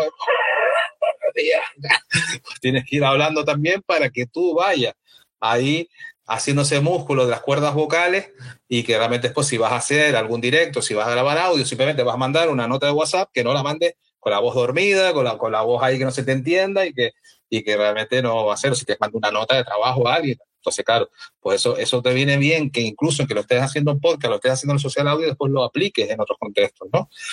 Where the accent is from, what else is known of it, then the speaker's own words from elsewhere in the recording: Canary Islands, Spain; como soy canario también